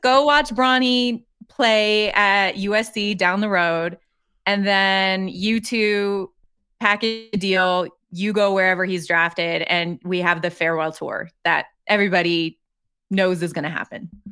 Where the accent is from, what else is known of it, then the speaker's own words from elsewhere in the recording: Colorado, United States; I grew up in Colorado